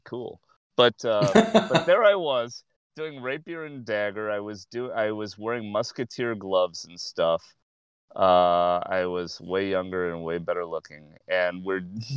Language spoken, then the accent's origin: English; Chicago, Illinois, United States; I'm from Rogers Park